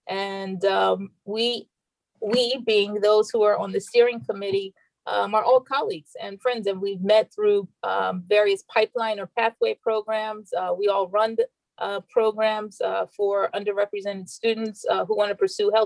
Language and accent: English; Philadelphia, Pennsylvania, United States; moved away as an adult; also born or lived in Washington, D.C.; now in New York, United States; No, I'm from Philadelphia. I'm a Philly girl.